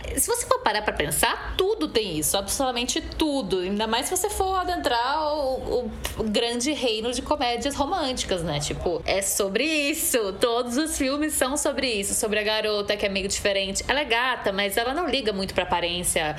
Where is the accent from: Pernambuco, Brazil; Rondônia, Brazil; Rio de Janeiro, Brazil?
Pernambuco, Brazil; Recife; sou atriz, sou cantora, tenho 31 anos, sou de Recife